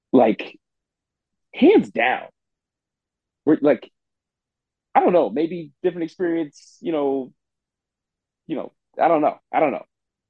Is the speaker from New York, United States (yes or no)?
yes; New York, United States; As a person from, we're from New York